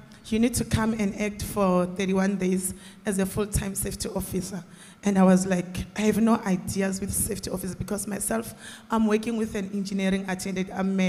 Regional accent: South Africa; I'm from South Africa.

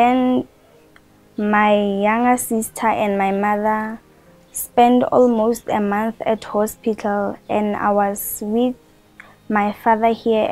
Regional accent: Rustenburg, North West, South Africa; now in Pretoria, South Africa; I'm originally from Rustenburg, but I stay here in Pretoria.

